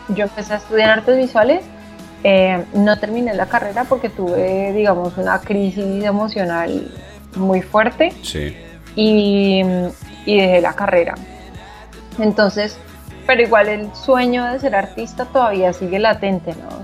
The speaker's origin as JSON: {"language": "Spanish", "region": "Bogotá", "country": "Colombia", "tie": "born or raised there", "also_born_or_lived": "Manizales", "said": "Solo nací allá. Eh, fui criada en Bogotá"}